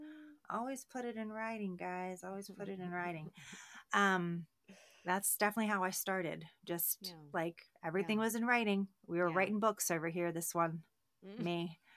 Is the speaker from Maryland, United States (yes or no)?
yes; Baltimore, Maryland, United States; I started out with conversation. I'm from Baltimore. I'm like, why are you being nice to me?